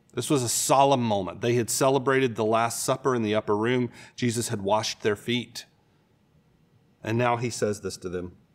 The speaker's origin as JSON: {"language": "English", "region": "Florida", "country": "United States", "tie": "born or raised there", "said": "I grew up in Florida, so we spend a lot of time at the beach."}